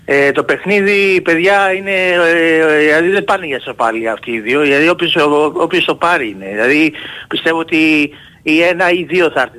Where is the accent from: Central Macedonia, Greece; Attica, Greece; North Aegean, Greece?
Attica, Greece; Ymittos; από τον Ημιτό, τι κάνουμε.